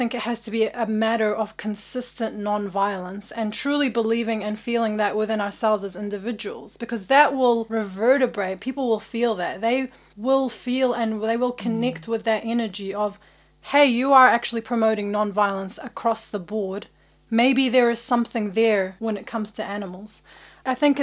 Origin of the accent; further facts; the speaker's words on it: Iraq; now in New Zealand; I'm from Iraq